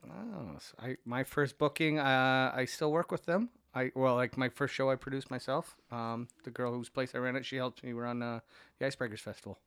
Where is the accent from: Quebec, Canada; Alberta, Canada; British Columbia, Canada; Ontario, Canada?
Ontario, Canada; Niagara-on-the-Lake; now in Toronto, Canada; my hometown a lot, Niagara on the Lake